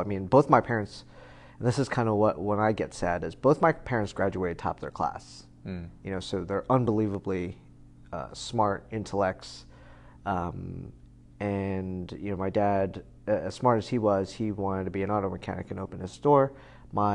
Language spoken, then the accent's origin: English; South Plainfield, New Jersey, United States; also born or lived in Taipei, Taiwan / San Francisco / Edison, New Jersey; being in Edison, growing up in Edison, and then we moved around a lot from apartment to apartment. My parents finally saved up enough money to buy a house in South Plainfield when I was in third grade, and then that's kind of where we grew up.